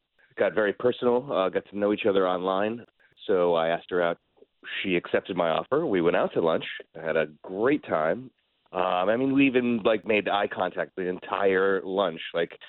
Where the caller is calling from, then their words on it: Maitland, Florida, United States; From Maitland.